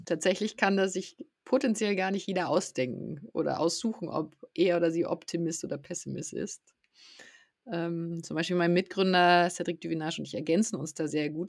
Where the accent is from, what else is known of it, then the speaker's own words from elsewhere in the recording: south of Munich, Bavaria, Germany; Ich bin südlich von München in der Natur aufgewachsen